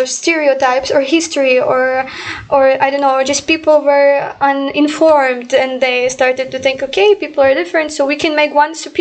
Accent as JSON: {"language": "English", "country": "Ukraine", "second_language": "English", "said": "I'm from Ukraine"}